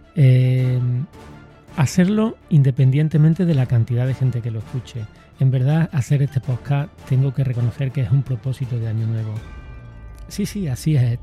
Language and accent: Spanish; Córdoba, Andalusia, Spain; de mi tier-, de mi tierra, de mi ciudad